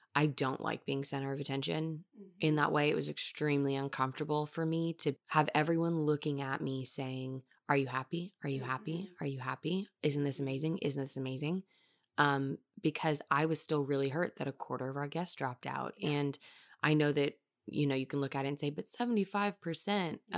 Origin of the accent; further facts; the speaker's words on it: Texas, United States; We're two friends from Texas